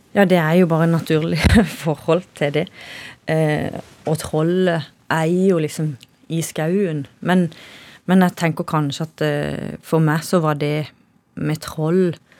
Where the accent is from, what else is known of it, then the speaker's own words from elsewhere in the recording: Kristiansand, Agder, Norway; det er kanskje der jeg vokste opp.